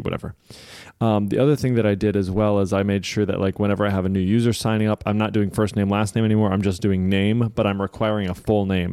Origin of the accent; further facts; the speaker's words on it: Michigan, United States; I'm from Michigan